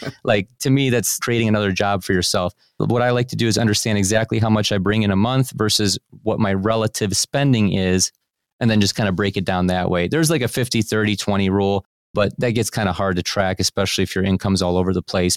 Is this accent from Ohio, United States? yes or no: yes; Cleveland, Ohio, United States; I was born and raised here in Cleveland, Ohio, I live in a suburb of Cleveland still to this day